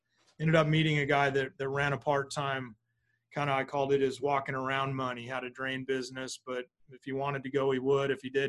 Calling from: Phoenix, Arizona, United States; I am at my office in the Phoenix area today. I'm in Arizona.

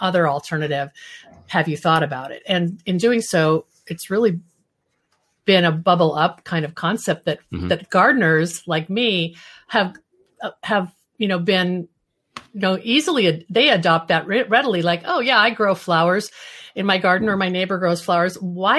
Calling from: Seattle, Washington, United States; I'm joining you from Seattle, Washington, the Pacific Northwest corner of the United States.

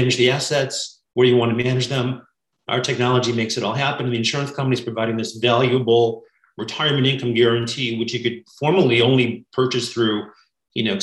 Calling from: California, United States; I'm in the San Francisco Bay Area.

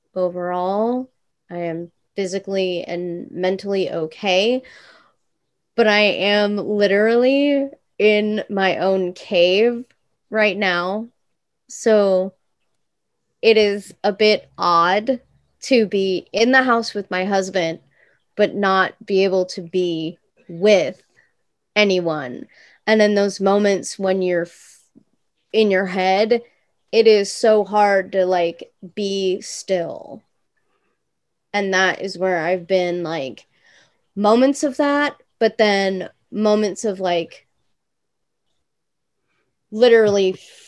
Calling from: Ukiah, California, United States; Ukiah, California.

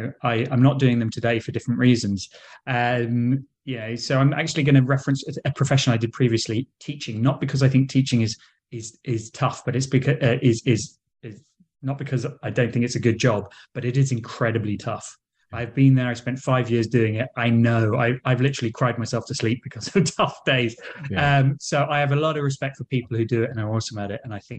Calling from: London, United Kingdom; So I'm in London, England.

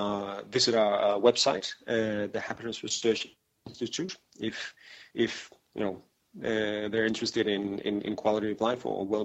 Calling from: Copenhagen, Capital Region of Denmark, Denmark; I'm calling from Copenhagen.

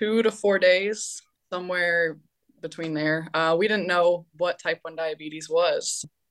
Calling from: Valencia, Valencian Community, Spain; I am calling in from Valencia, Spain.

